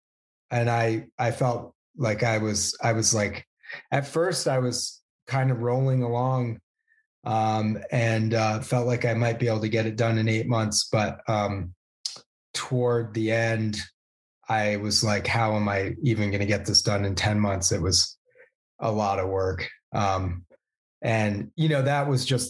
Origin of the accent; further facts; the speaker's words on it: Vermont, United States; I grew up in Vermont